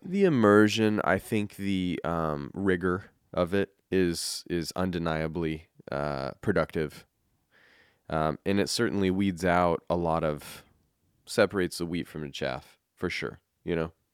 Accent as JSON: {"language": "English", "region": "Colorado", "country": "United States", "tie": "born or raised there", "also_born_or_lived": "California", "moved": "yes", "lives_now": "Saint Helens, United States", "said": "growing up in Colorado"}